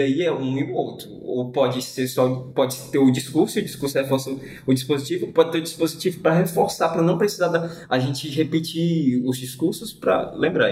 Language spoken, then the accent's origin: Portuguese; Brazil; nós brasileiros